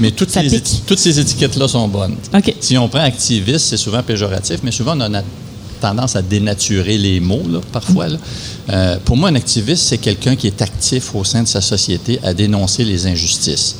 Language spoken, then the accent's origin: French; Val-d'Or, Quebec, Canada; also born or lived in Rouyn-Noranda; J'étais de Val d'Or